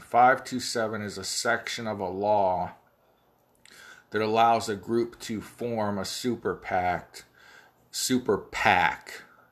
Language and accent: English; Ohio, United States; accent: Ohio; my Ohio accent